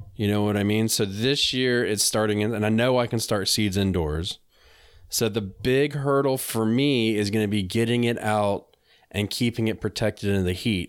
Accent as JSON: {"language": "English", "region": "North Carolina", "country": "United States", "tie": "born or raised there", "said": "I'm from North Carolina, I was just living up there for a period of time."}